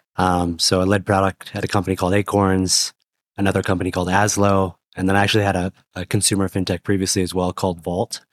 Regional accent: Portland, Oregon, United States; moved away; I'm from Portland, Oregon originally

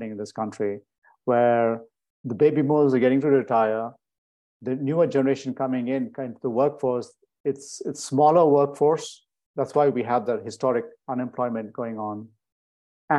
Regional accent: Bangalore, Karnataka, India; moved away as an adult; also born or lived in Switzerland / Connecticut, United States; now in United States; it's the country and the city I'm from

